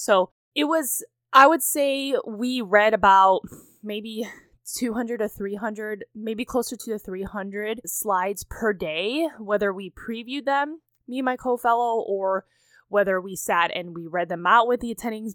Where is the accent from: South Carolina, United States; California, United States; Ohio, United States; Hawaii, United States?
Ohio, United States; Cleveland; moved away as an adult; I have, of course, moved across country to my hometown of Cleveland, Ohio